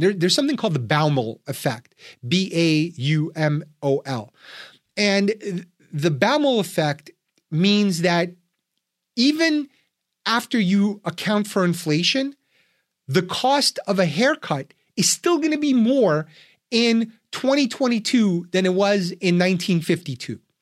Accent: Ukraine; now in United States; I'm an immigrant from Soviet Union, from Ukraine

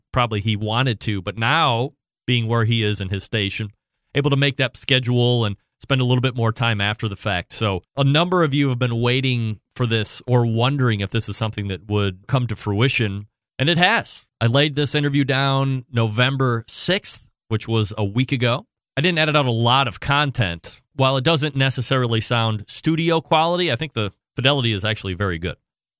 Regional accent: Cleveland, Ohio, United States; because I'm from Cleveland

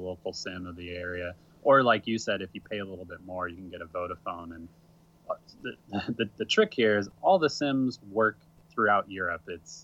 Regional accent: United States; us Americans

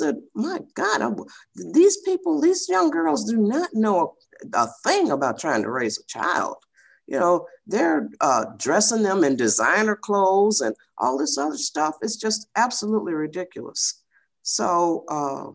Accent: Michigan, United States; now in California, United States; We're from Michigan

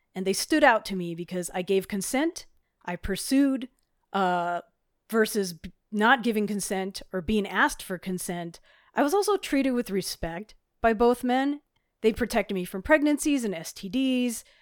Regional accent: Hawaii, United States; now in Colorado, United States; I grew up in Hawaii, which had different laws at the time

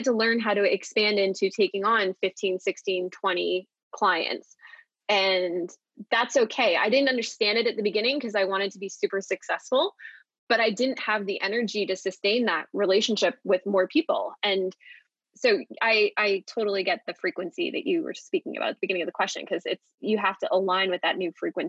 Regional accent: New York City, New York, United States; like I'm a New Yorker at heart. I will always love New York.

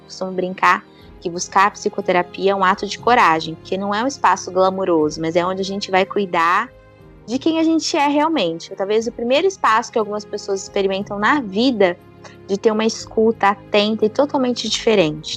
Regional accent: Ribeirão Preto, São Paulo, Brazil; eu sou do interior de São Paulo, de Ribeirão Preto

